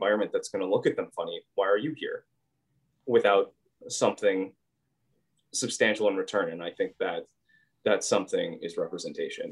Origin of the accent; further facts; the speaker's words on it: Southeast Minnesota, United States; I grew up in Southeast Minnesota.